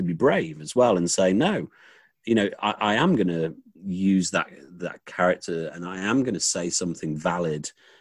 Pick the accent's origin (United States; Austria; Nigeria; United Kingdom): United Kingdom; England; as someone English